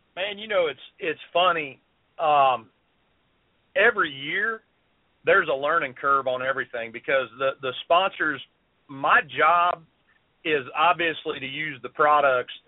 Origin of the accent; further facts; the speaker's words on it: South Carolina, United States; also born or lived in Columbia, South Carolina; I'm from South Carolina. I live right dead in the middle of the state in Columbia.